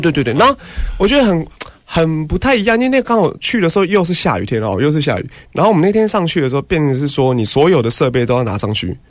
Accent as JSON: {"language": "Chinese", "region": "Taipei", "country": "Taiwan", "said": "因为我本身是台北人"}